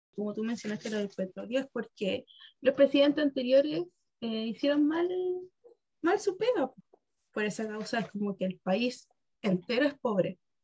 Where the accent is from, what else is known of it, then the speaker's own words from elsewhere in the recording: Chile; nosotros como chilenos decimos que nuestra calidad de vida es mala